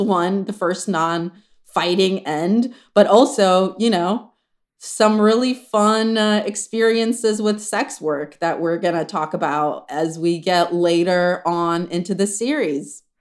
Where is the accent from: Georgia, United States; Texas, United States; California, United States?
California, United States; Los Angeles; We're, like, L